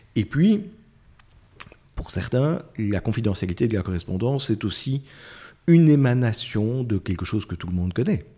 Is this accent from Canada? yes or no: no; Belgium; chez nous, en Belgique.